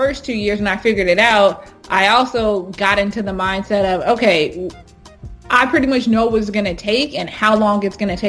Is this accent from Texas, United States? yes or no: yes; Houston, Texas, United States; moved away as an adult; also born or lived in Hampton, Virginia / London; growing up in Houston, Texas, I grew up knowing and being around affluent African Americans